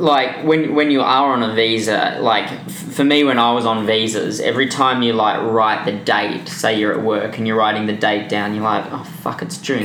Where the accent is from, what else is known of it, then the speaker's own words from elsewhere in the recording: Perth, Western Australia, Australia; moved away as an adult; now in Vancouver, Canada; I'm from Perth